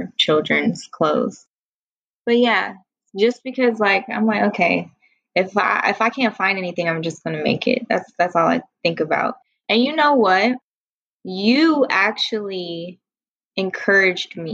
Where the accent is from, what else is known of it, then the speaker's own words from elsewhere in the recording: Columbus, Ohio, United States; now in Washington, D.C., United States; back home, it was like, you know, I'm from Columbus, Ohio, so it's small Midwest town.